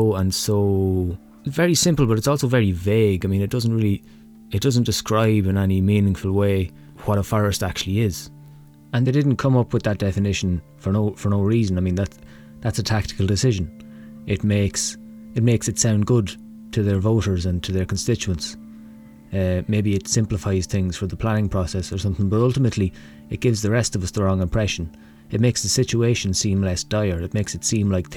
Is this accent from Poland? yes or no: no; Navan, County Meath, Ireland; I come from Navan in County Meath